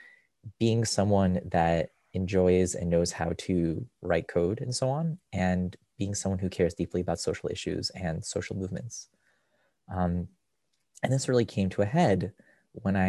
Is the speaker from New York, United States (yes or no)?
yes; Rochester, New York, United States; moved away; also born or lived in Israel; I grew up in Rochester, which is where I physically am now, visiting my parents